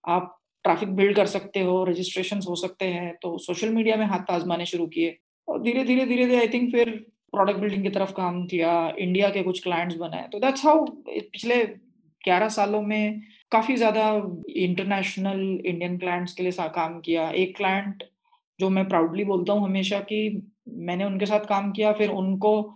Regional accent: Nagpur, Maharashtra, India; I was born and brought up in Nagpur

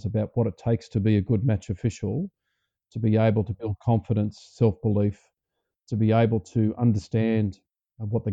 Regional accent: New South Wales, Australia; growing up around the New South Wales system

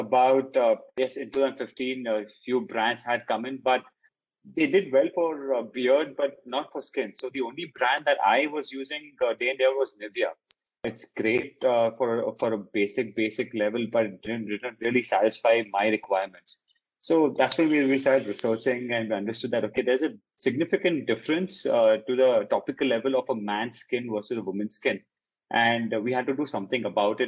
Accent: India; also born or lived in Paris; an Indian grown guy

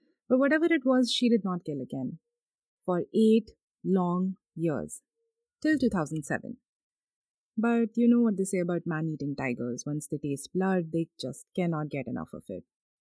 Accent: North India, India; I'm from North India

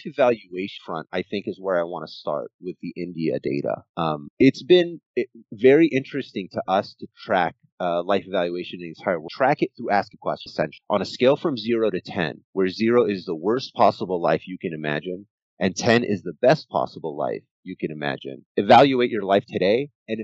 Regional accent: Egypt; moved away; I am originally Egyptian

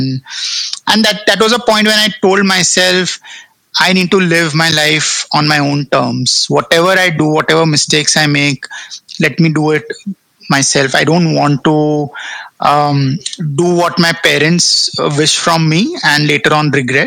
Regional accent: North India, India; Baniyas are I mean, we are from North India

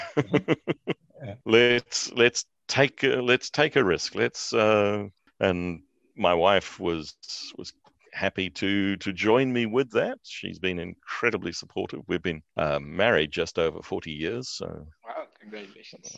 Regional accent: New Zealand; moved away; also born or lived in South Africa; I'm a New Zealander by birth, but we were living in South Africa at that stage

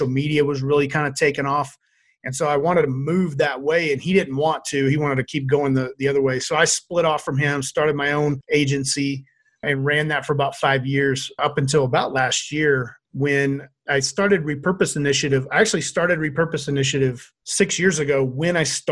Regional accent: Louisiana, United States; moved away as an adult; now in Boise, United States; I grew up in Louisiana, but I moved out here to Boise and I've been here ever since

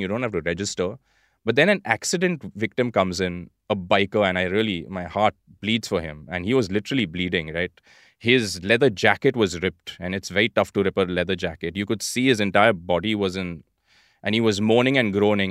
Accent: India; being Indian, and particularly about living in India

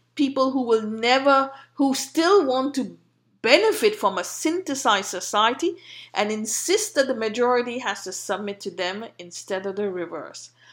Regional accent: India

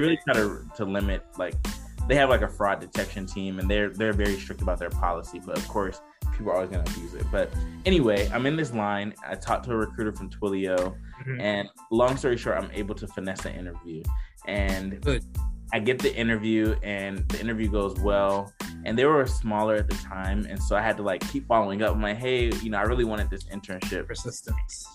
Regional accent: Decatur, Georgia, United States; I'm originally from Decatur, Georgia, and not many people from like where I grew up, my high school, you know, would go to four like four year inter- universities

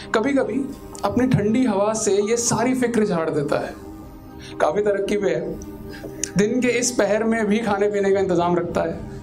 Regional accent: Delhi, India; मेरे को अपने दिल्ली शहर से बहुत प्यार है

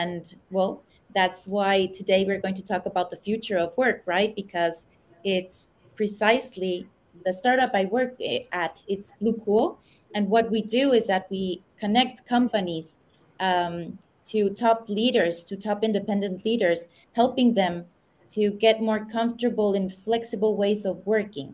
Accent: Mexico City, Mexico; moved away as an adult; also born or lived in United States; now in Madrid, Spain; I was born in the United States. I've lived most of my years in Mexico City.

